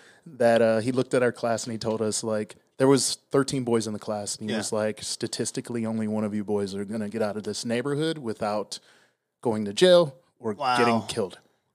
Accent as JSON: {"language": "English", "town": "Milwaukee", "region": "Wisconsin", "country": "United States", "tie": "born or raised there", "also_born_or_lived": "Pasadena, California / Riverside, California", "moved": "as an adult", "lives_now": "Las Vegas, United States", "said": "I am originally from Milwaukee, Wisconsin."}